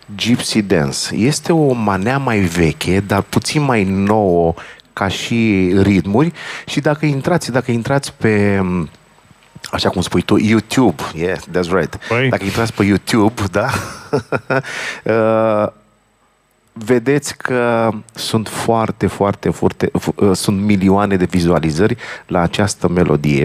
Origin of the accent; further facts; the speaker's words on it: Bucharest, Romania; also born or lived in New York, United States; eu m-am născut pe Rahova.